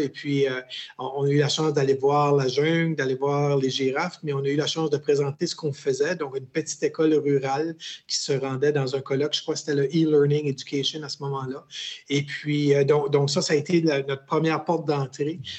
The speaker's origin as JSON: {"language": "French", "region": "New Brunswick", "country": "Canada", "tie": "born or raised there", "also_born_or_lived": "Quebec / Winnipeg, Manitoba", "said": "je suis euh, originaire du Nouveau-Brunswick, donc euh, j'habite un petit village qui s'appelle Lac Baker. Et puis, euh, c'est un peu un, parcours bizarre, un peu dans le sens que je suis né au Québec"}